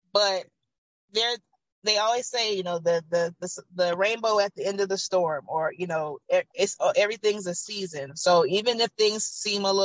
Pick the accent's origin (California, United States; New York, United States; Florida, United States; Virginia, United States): California, United States; Oakland; also born or lived in Georgia; Once I moved back to Oakland from Georgia, growing up here